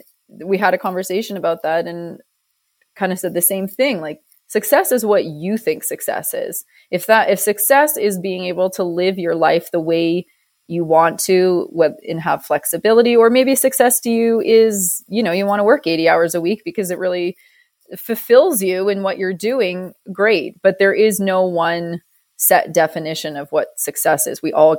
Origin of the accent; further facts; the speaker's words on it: Banff, Alberta, Canada; We say Canada. "Okay, which part of Canada?" Say Calgary. And they, they'd kind of be like, "Okay." And I'd say Banff.